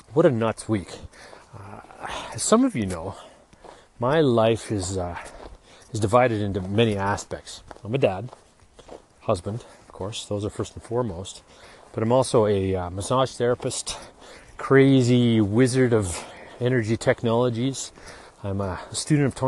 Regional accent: Kamloops, British Columbia, Canada; this little kid growing up in Kamloops

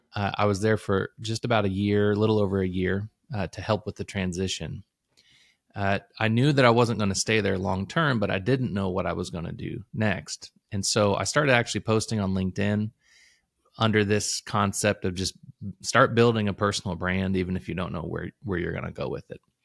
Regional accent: Illinois, United States; now in Louisville, United States; I moved to Kentucky. I'm from Illinois originally, uh, so I moved here in two thousand four

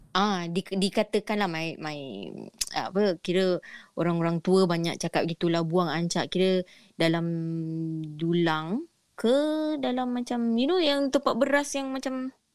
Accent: Singapore; I berasal daripada Masling situ Daripada my My rumah My block Kira jalan kaki turun bukit je Dah boleh nampak Johor

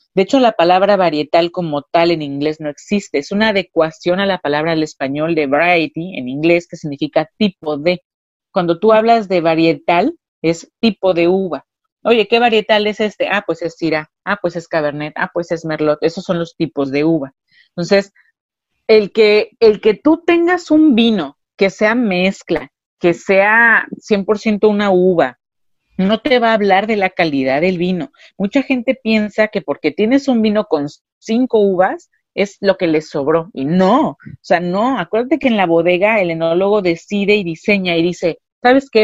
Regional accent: Ensenada, Baja California, Mexico; also born or lived in Puebla; originalmente yo soy nacida en Puebla, pero soy crecida, criada y educada aquí en, o maleducada baja

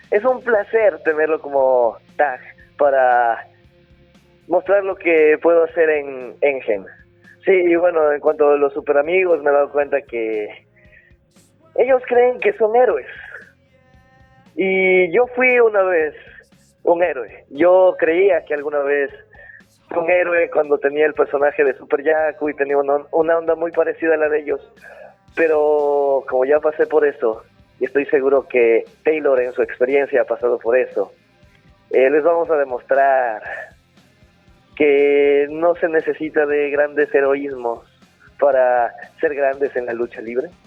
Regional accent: Peru; now in Chile; de la realidad que se vive en mi país o lo que conocía solo hasta Perú. Eh, estar

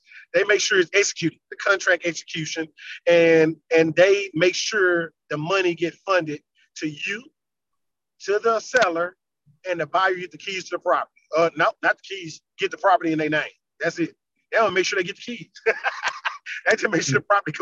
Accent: Louisiana, United States; now in Virginia, United States; I'm from Louisiana

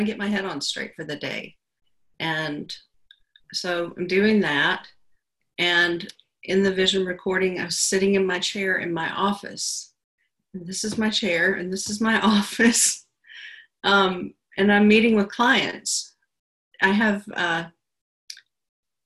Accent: Georgia, United States; also born or lived in Alabama / Atlanta; I'm from the South. I was born in Alabama and my family moved to Georgia when I was 7 or 8, I think. I started fourth grade here. And I grew up in a pretty small town.

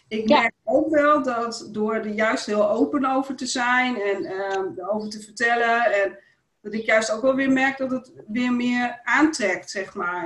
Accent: Groningen, Netherlands; in, in de, Indische buurt en uh, nou, later nog in Bijum.

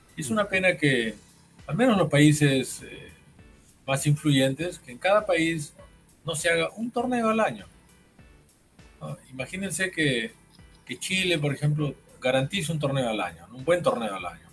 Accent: Peru; yo no soy de Lima

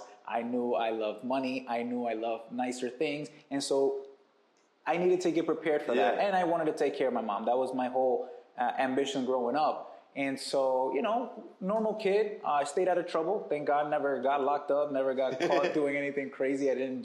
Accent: New York City, New York, United States; Born and raised in New York City, in Brooklyn

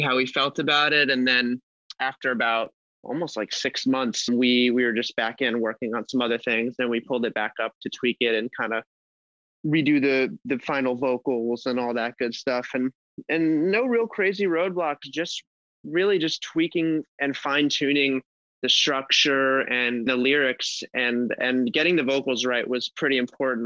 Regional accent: Los Angeles, California, United States; I am from Los Angeles, California

